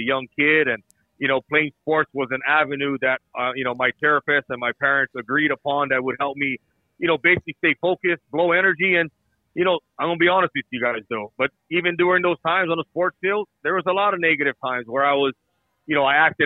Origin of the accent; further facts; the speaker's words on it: Hawaii, United States; moved away; I was to grow up there